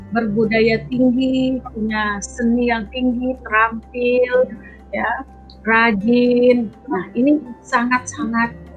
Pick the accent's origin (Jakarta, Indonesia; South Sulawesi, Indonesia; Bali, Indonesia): Bali, Indonesia; karena saya adalah orang Bali ya hmm. perempuan seorang perempuan Bali